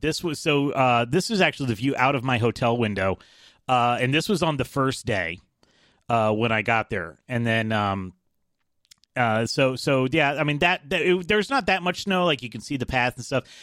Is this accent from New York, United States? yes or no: no; Atlanta, Georgia, United States; I'm from Atlanta